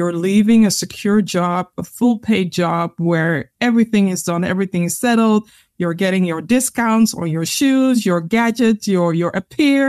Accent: Netherlands; growing up in the Netherlands

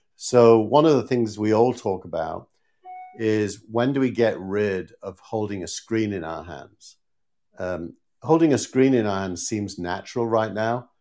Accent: Scarborough, Yorkshire and the Humber, United Kingdom; moved away; my, my hometown team, Scarborough

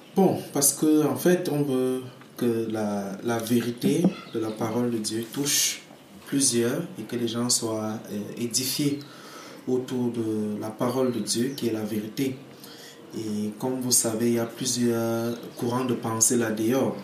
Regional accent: Cameroon; Je suis camerounais

